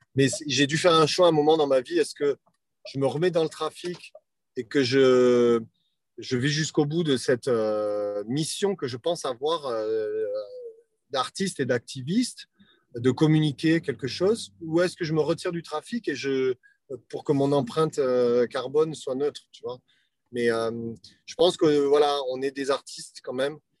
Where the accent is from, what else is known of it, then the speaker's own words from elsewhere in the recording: France; je suis un Français